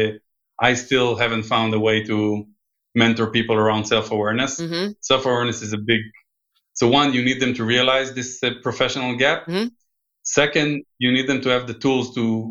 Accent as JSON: {"language": "English", "country": "Israel", "tie": "born or raised there", "also_born_or_lived": "United States", "second_language": "English", "moved": "yes", "said": "I grew up in Israel, but I lived quite a few times here with my family"}